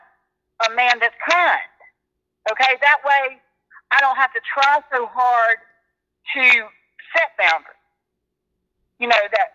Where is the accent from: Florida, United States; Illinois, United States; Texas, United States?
Florida, United States; Pensacola; I'm from Pensacola, Florida